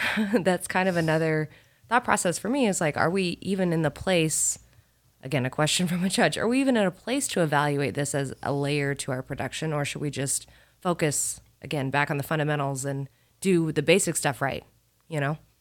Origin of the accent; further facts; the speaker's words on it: Carmel, Indiana, United States; moved away as an adult; also born or lived in Nashville, Tennessee; I'm a Midwest kid. I grew up in Carmel, Indiana